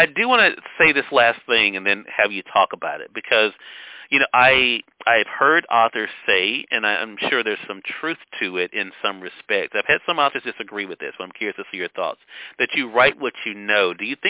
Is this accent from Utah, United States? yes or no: no; Mississippi, United States; I am from Mississippi. I have lived here the majority of my life.